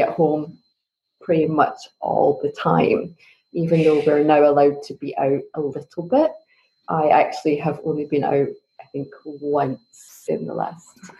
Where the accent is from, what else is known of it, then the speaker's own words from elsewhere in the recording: Scotland, United Kingdom; now in Munich, Germany; So I'm originally from Scotland, but I live in Munich, Germany.